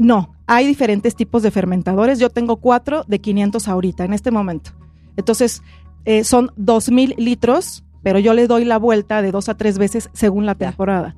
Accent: Oaxaca, Mexico; yo soy de Oaxaca y la verdad es que soy orgullosamente oaxaqueña

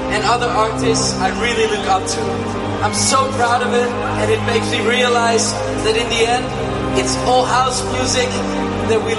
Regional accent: Netherlands; I'm from Holland.

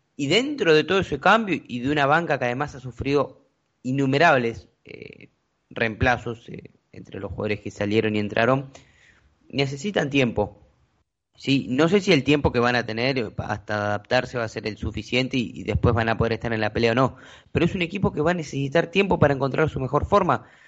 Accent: Argentina

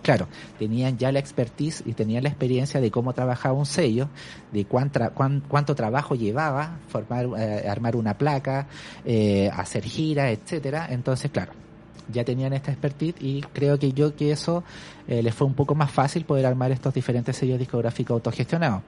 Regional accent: Santiago, Santiago Metropolitan Region, Chile; yo soy de Santiago, de hecho soy de la zona norte de Santiago

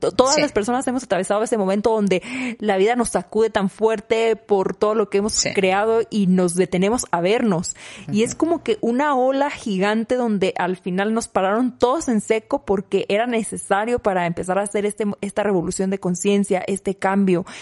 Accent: Mexico; en México decimos

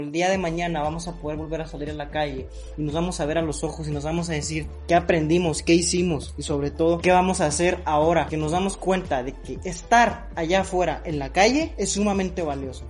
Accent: Mexico; como mexicanos

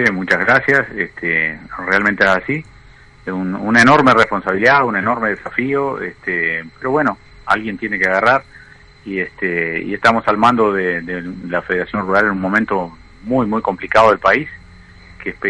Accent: Artigas, Uruguay; Nosotros somos de Artigas, exactamente.

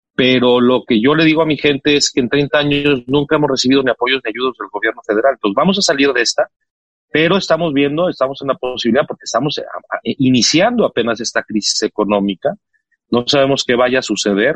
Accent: Mexico; Soy orgullosísimo mexicano

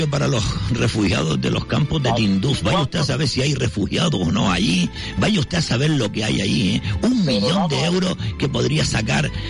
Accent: Canary Islands, Spain; Canarias tiene poco futuro, los canarios tenemos poco futuro. Yo soy canario, tengo 80 años.

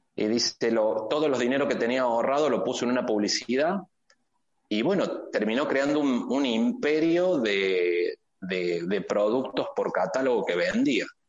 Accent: Argentina; moved away as an adult; now in Tijuana, Mexico; yo como argentino

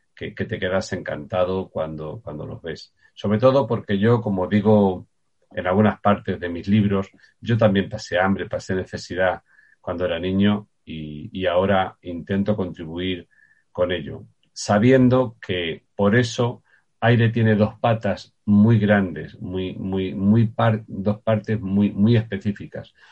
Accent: Puertollano, Castilla-La Mancha, Spain; yo nací en Portollano, en Ciudad Real.

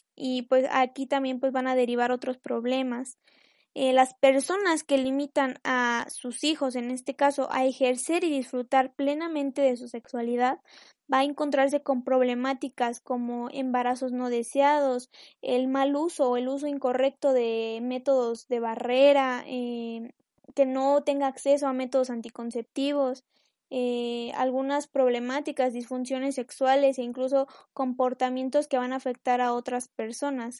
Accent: Mexico; yo soy de México

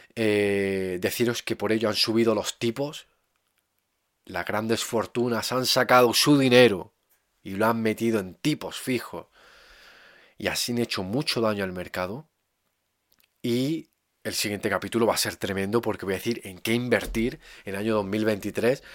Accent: Andalusia, Spain; mi paisano Federico García Lorca

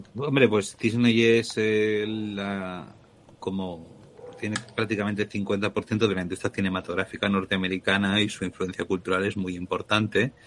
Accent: Spain; accent: Spanish (Spain); tengo acento español

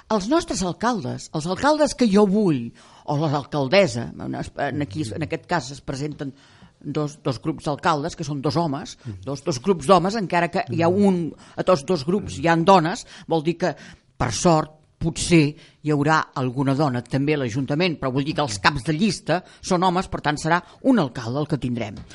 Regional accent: Castellar del Vallès, Catalonia, Spain; moved away; also born or lived in Barcelona; en el meu poble, el Valdeu de Naixement, que ja no hi voto fa molts anys, que és Castellà del Vallès

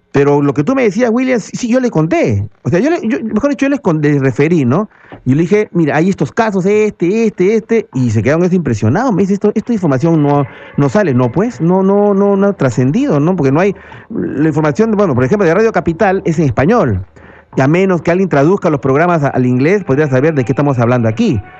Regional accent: northern Peru, Peru; now in Miraflores, Peru; soy del norte

